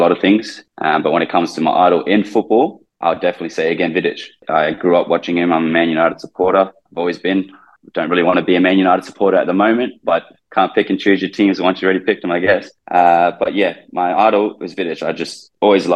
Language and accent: English; Brisbane, Queensland, Australia; moved away as an adult; also born or lived in Philippines; now in Thailand; I grew up in Brisbane.